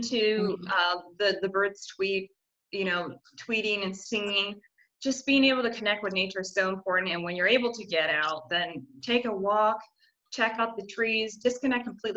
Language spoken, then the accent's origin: English; United States; as an American and traveling to 10 countries